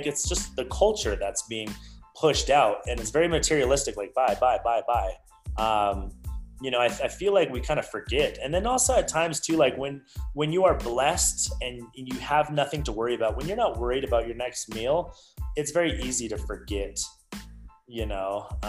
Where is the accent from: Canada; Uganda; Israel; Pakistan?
Canada; I was born in Canada, and like we lived at a certain part of my age, we lived with my grandmother in the basement, right?